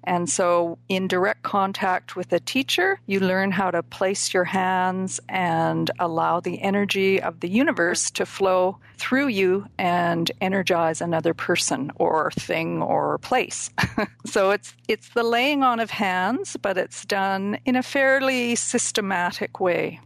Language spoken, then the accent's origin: English; Vancouver, British Columbia, Canada; moved away as an adult; also born or lived in South Africa; I grew up in the Vancouver, BC area